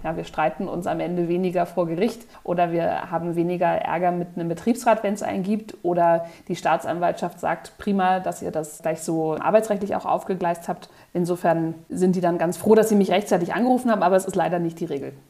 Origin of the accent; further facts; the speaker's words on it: Berlin, Germany; moved away as an adult; now in Munich, Germany; keine gebürtige Münchnerin, sondern komme eigentlich aus Berlin